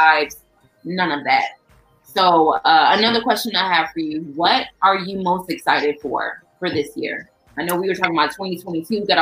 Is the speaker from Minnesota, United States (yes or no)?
no; Chicago, Illinois, United States; I'm from the South Side too